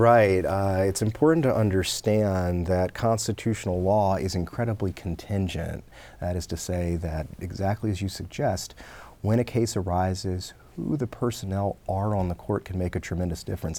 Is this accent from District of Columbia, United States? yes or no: yes; Washington, District of Columbia, United States; I grew up in Washington, D C. Um, I grew up in Southeast Washington